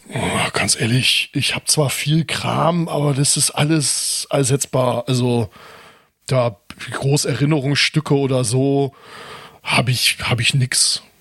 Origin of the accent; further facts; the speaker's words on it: Wilhelmshaven, Lower Saxony, Germany; ich bin hier in Wilhelmshaven geboren